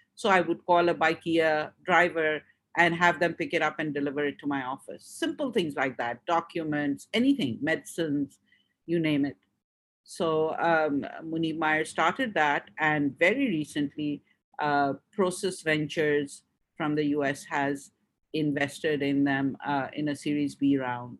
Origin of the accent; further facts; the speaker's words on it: Hong Kong; also born or lived in Pakistan; now in Karachi, Pakistan; I grew up in Hong Kong and I moved back to Pakistan in the mid 90s.